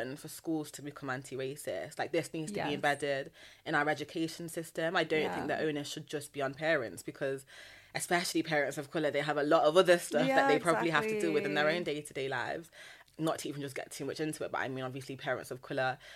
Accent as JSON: {"language": "English", "town": "Nottingham", "region": "East Midlands", "country": "United Kingdom", "said": "I'm also from the Midlands. I'm from Nottingham. Yeah. I'm not from London."}